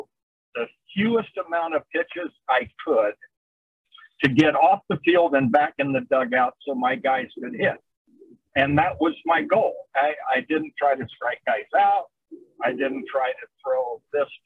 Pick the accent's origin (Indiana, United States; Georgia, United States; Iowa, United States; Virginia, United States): Indiana, United States; Terre Haute; moved away as an adult; I was a Cubs fan growing up in Terre Haute, Indiana